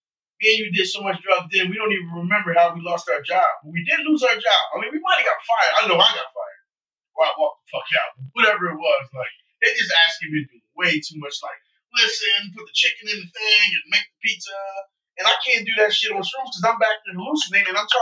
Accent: Philadelphia, Pennsylvania, United States; I was in North Philly pretty rough.

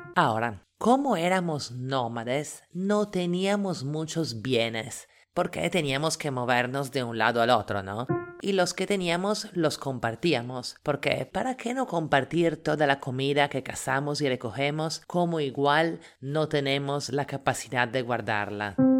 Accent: Italy; now in Lima, Peru; italiana en Lima

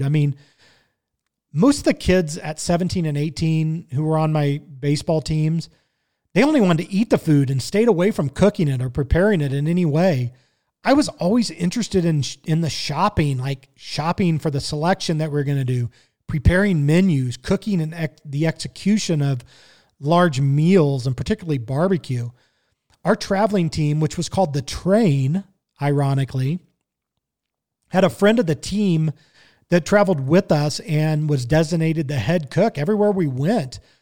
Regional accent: Kansas City, Missouri, United States; growing up in Kansas City

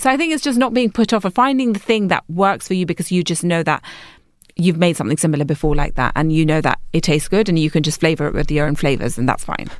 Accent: London, United Kingdom; I'm from London

